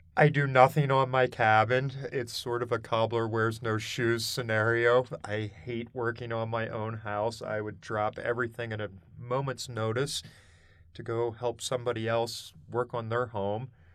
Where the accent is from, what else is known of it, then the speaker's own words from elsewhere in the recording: Harrisburg, Pennsylvania, United States; moved away as an adult; also born or lived in Boulder, Colorado; now in Colorado, United States; I was born and raised in Pennsylvania, central Pennsylvania, around Harrisburg area